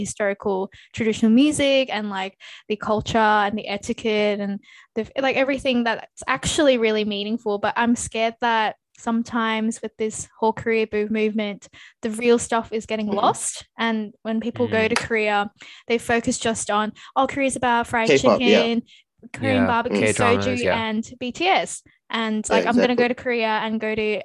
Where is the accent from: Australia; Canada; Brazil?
Australia; Living in Australia is like, clearly, because like I am Australian, I was born here.